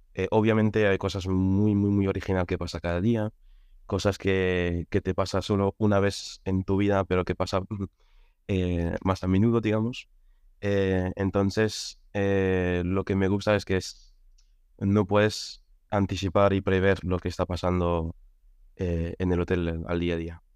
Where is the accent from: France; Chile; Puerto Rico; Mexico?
France; Spanish is a second language; moved away as an adult; also born or lived in Catalonia; now in Madrid, Spain; Y yo soy francés, llevo aquí en España cinco años, llegué en 2018